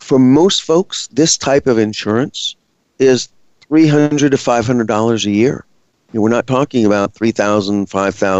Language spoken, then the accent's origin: English; Gulf Coast, United States; moved away; I grew up on the Gulf Coast. We were hit by a number of hurricanes during the time I lived there